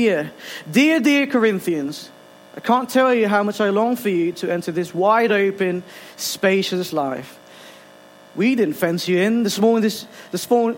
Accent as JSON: {"language": "English", "country": "Philippines", "moved": "yes", "lives_now": "Ilkeston, United Kingdom", "said": "I'm originally from the Philippines. This is my second home"}